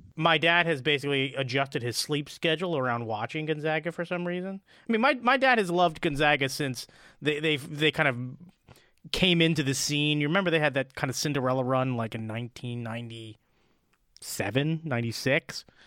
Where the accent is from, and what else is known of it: Delaware, United States; born or raised there